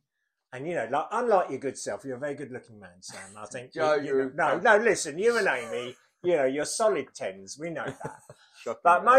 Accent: Gillingham, South East England, United Kingdom; Gillingham. {S0} In Gillingham, {S1} Gilles, Kent, as it was

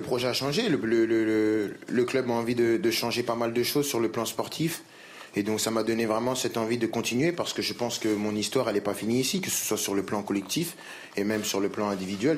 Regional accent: France; je suis français

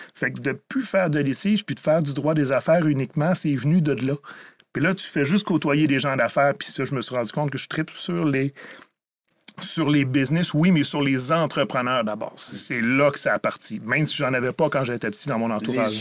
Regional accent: Rivière-du-Loup, Quebec, Canada; Je viens de Rivière-du-Loup

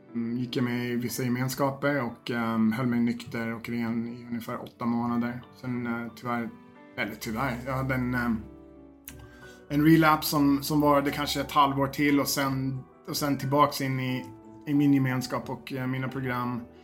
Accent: Sweden; moved away; also born or lived in Fagersta; jag flyttade hem till Sverige

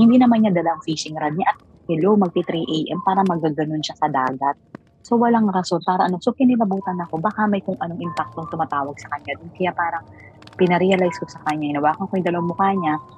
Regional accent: Mindoro, Mimaropa, Philippines; ako taga Mindoro

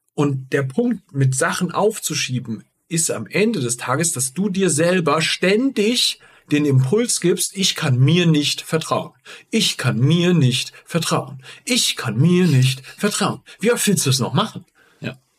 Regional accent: Giessen, Hesse, Germany; ich bin in Gießen aufgewachsen

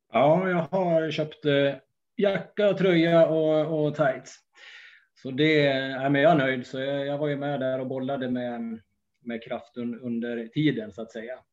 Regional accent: Gästrikland, Gävleborg County, Sweden; jag är ju från Gästrikland

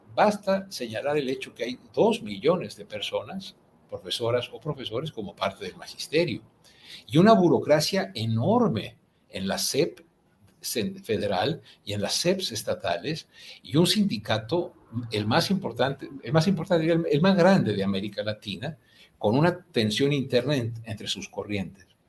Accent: Mexico; como buenos mexicanos

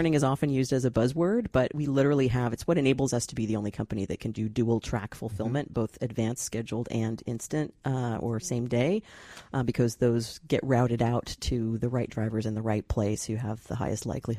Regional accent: Santa Monica, California, United States; born there; I mean, I was born in Santa Monica.

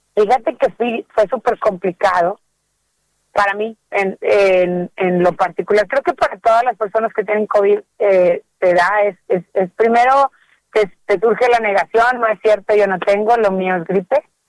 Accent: Mexico; como mexicanos en particular

